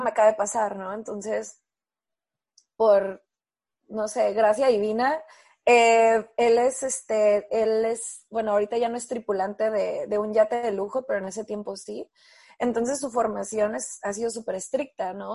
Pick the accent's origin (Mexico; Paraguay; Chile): Mexico; also born or lived in Tijuana / San Diego; estaba como muy criada, ¿no? La mexicana